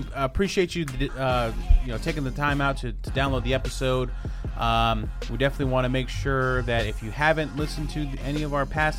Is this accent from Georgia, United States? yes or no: no; Los Angeles, California, United States; I'm from Los Angeles.